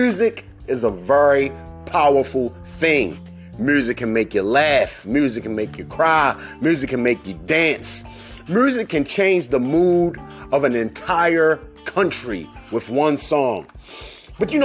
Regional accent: Baltimore, Maryland, United States; I'm from Baltimore

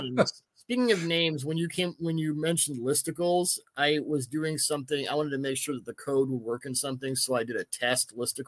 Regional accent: Denver, Colorado, United States; now in Seattle, United States; I grew up in Denver.

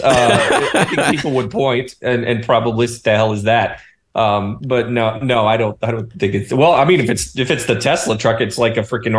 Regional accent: North Georgia, United States; When I grew up in North Georgia

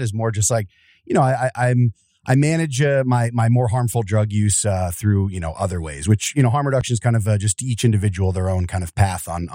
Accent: near Wilkes-Barre/Scranton, northeastern Pennsylvania, United States; I'm Northeastern. Across up by Wilkes-Barre Scranton there

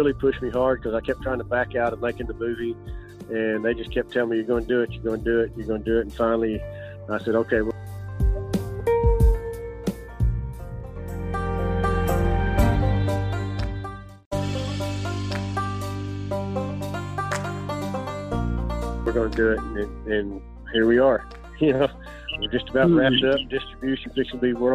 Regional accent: Dallas, Texas, United States; I was born in Dallas, Texas, and I've lived all my life here

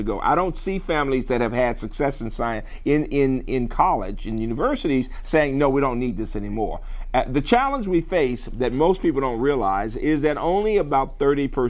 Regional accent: Birmingham, Alabama, United States; moved away; a black kid growing up in Birmingham in the 50s and 60s

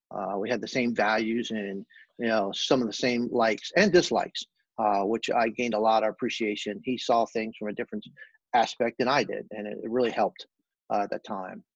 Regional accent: Fort Lauderdale, Florida, United States; also born or lived in New Orleans, Louisiana; I was born in New Orleans, uh, raised in uh, Louisiana for a short time uh, with my family. Um, very strong roots, uh, Cajun background. Uh, love food, love fishing, all that good stuff that comes with that. Um, and moved to Fort Lauderdale during my grade school years

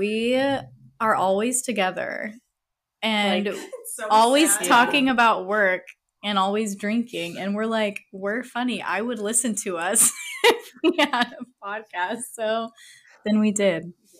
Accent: Alpine, California, United States; moved away as an adult; now in Phoenix, United States; I'm from like East County, San Diego. I lived in Alpine.

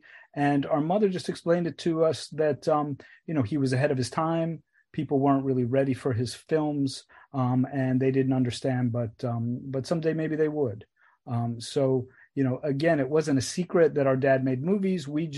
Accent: New York City, New York, United States; we grew up in Queens, in New York City, and our father was very recognizable.

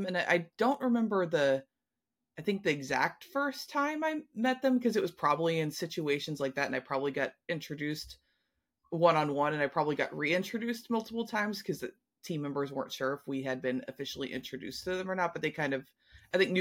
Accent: Kentucky, United States; moved away; I was from Kentucky.

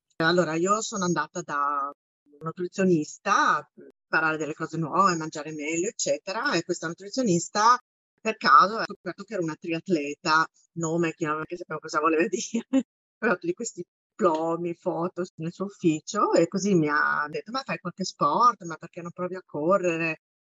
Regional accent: Bologna, Emilia-Romagna, Italy; moved away as an adult; now in New York, United States; io sono di Bologna, abito a New York da quasi vent'anni

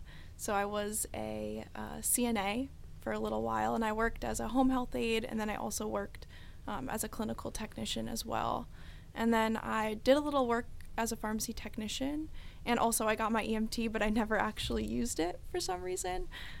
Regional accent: New Haven County, Connecticut, United States; I'm 22, so I'm a little on the younger side. And I'm from New Haven County area in Connecticut, so really close to Quinnipiac's campus.

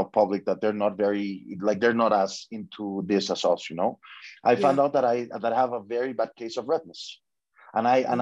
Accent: Mexico; I'm from Mexico.

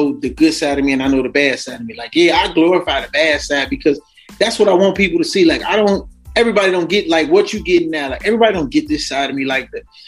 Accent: Chicago, Illinois, United States; growing up in Chicago

